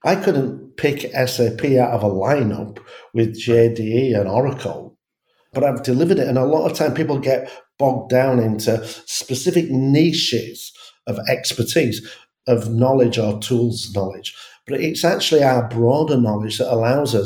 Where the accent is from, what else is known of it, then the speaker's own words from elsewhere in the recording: England, United Kingdom; I'm English